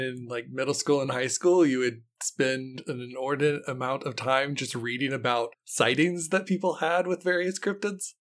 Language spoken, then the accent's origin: English; West Virginia, United States; I grew up in West Virginia